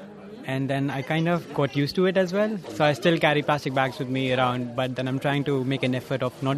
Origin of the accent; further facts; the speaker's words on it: India; now in Sydney, Australia; Back in my home country in India